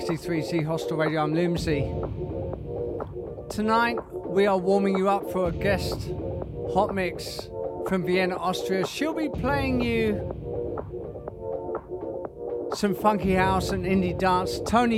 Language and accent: English; Portsmouth, South East England, United Kingdom; now in Philippines; my hometown of Portsmouth